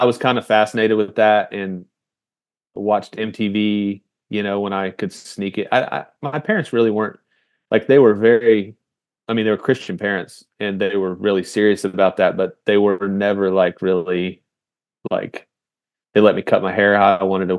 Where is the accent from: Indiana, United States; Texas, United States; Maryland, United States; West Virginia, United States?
Indiana, United States; I grew up in Indiana